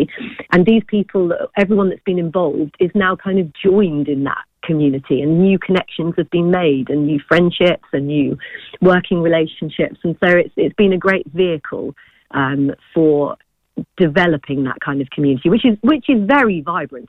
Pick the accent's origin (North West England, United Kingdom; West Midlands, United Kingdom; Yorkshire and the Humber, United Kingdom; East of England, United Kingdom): East of England, United Kingdom; Willingham; I'm actually local myself, I come from Willingham